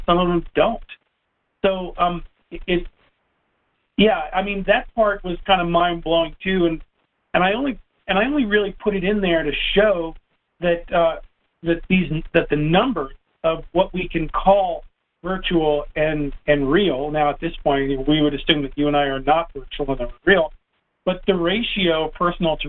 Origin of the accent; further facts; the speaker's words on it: Northern United States, United States; accent: Yankee; also born or lived in Knoxville, Tennessee; I lose my Yankee accent.